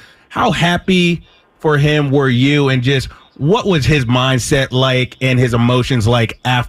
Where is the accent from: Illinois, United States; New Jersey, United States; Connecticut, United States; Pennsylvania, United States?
Pennsylvania, United States; Philadelphia; I'm from Philly